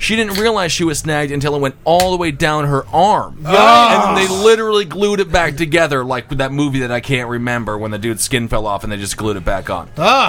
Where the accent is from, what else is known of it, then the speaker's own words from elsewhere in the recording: Wisconsin, United States; I'm from Wisconsin.